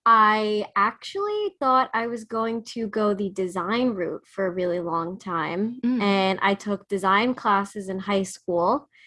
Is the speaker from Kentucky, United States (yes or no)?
no; New Jersey, United States; now in New York, United States; New Jersey. So when I actually did Summer Live, I commuted back and forth into the city.